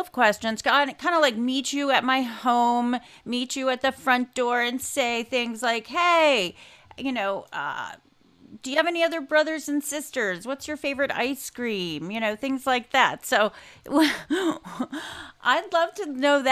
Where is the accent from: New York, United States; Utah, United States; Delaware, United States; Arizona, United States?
Delaware, United States; Wilmington; I'm from Wilmington, Delaware. My father worked for DuPont